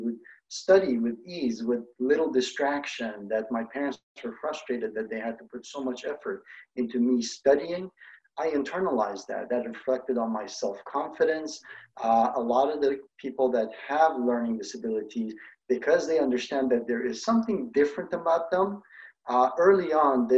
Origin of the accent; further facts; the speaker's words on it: Iran; moved away; I grew up in Iran